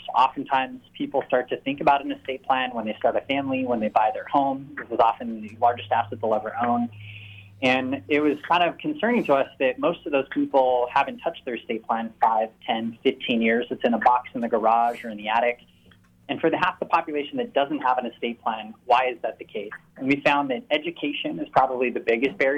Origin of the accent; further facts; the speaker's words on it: Orange County, Southern California, United States; now in San Diego, United States; I grew up in Southern California, grew up in Orange County, made my way to San Diego 12 years ago